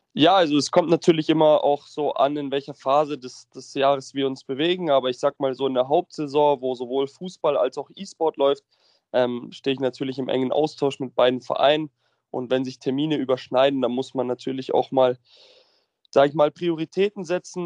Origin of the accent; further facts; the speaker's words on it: Munich, Bavaria, Germany; ich komme aus München und lebe auch aktuell in München